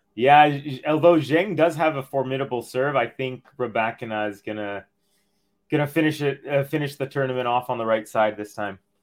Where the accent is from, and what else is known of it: Canada